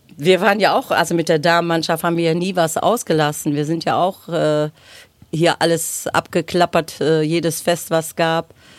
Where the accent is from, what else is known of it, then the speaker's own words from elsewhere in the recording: North Rhine-Westphalia, Germany; wir sind groß geworden auf der Neusser Straße, bevor meine Eltern nachher auf der Förderstraße ein Haus gebaut haben